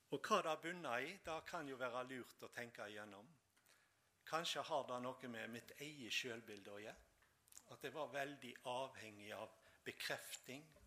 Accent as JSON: {"language": "Norwegian", "town": "Tysnes", "region": "Vestland", "country": "Norway", "tie": "born or raised there", "said": "bedehuset hjemme på Tysnes"}